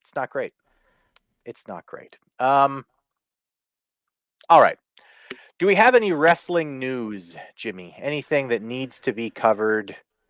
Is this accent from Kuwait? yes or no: no; Canada; I laugh as a Canadian